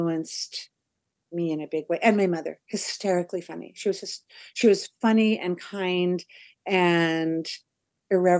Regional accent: Portland, United States; moved away; I'm from Portland.

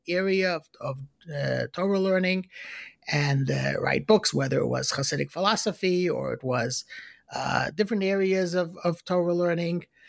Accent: New York City, New York, United States; I was born in, in Brooklyn, in Crown Heights

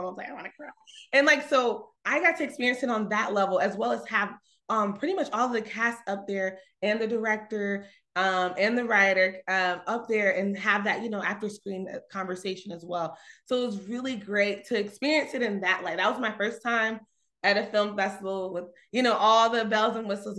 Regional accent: Conyers, Georgia, United States; I'm from Conyers, Georgia, so it's about 30 minutes outside Atlanta

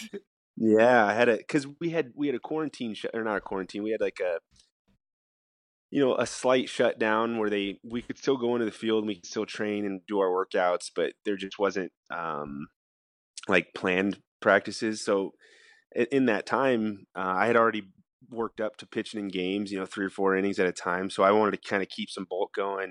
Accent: United States; as an American

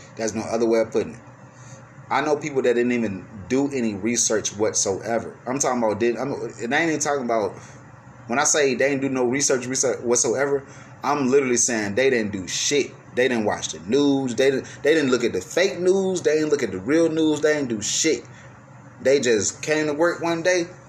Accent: United States; I'm speaking from American point of view.

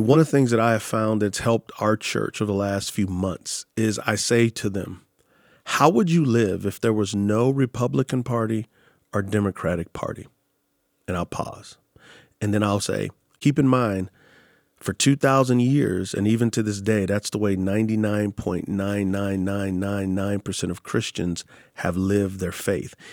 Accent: San Antonio, Texas, United States; moved away; I'm from San Antonio, Texas

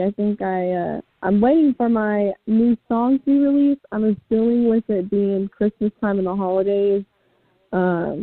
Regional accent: Kansas City, Kansas, United States; I'm born and raised in Kansas City, Kansas

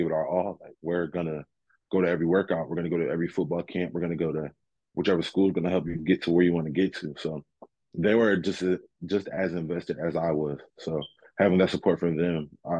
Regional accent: New Haven, Connecticut, United States; moved away as an adult; now in Alabama, United States; So my roots sit down here in New Haven, Connecticut, up here in New Haven, Connecticut.

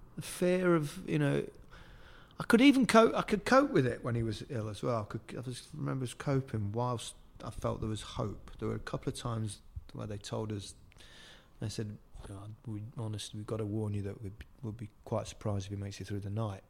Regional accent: Leicester, East Midlands, United Kingdom; accent: Leicester; moved away as an adult; also born or lived in Liverpool; I've got that Leicester accent, which is really quite flat

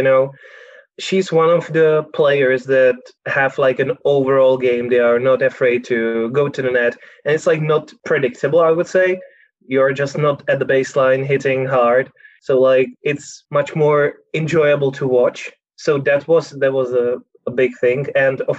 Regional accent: Prague, Czechia; I'm from Prague

